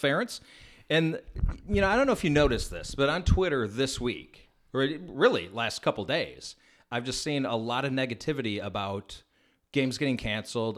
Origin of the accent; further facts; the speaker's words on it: Chicago, Illinois, United States; I was from the Chicago area born and raised